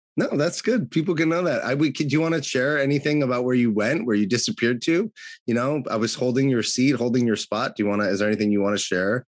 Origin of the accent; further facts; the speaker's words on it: California, United States; was born and raised in California